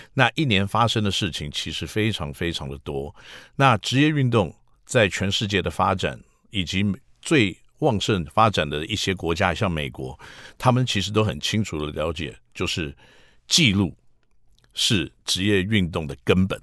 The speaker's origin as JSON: {"language": "Chinese", "region": "Taipei", "country": "Taiwan", "tie": "born or raised there", "said": "我自己是在台北出生，台北长大"}